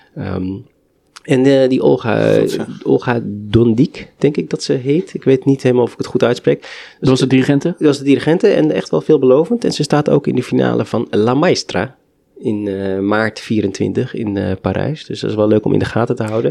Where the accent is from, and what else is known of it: Netherlands